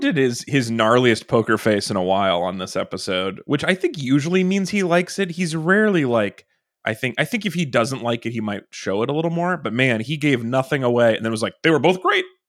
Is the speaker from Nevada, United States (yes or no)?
yes; Nevada, United States; growing up in Nevada